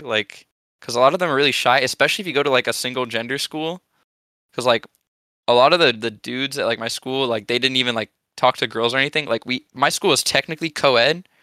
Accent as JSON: {"language": "English", "region": "California", "country": "United States", "also_born_or_lived": "Japan", "said": "I'm not even from Canada. Actually, I'm from California"}